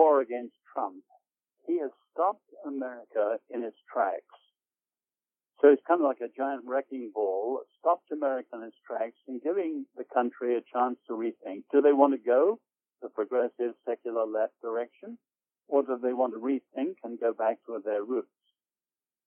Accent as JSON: {"language": "English", "region": "England", "country": "United Kingdom", "tie": "born or raised there", "said": "growing up in England, I was at London University"}